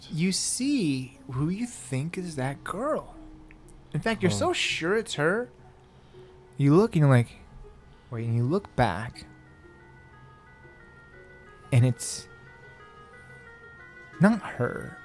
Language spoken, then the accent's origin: English; United States; I'm American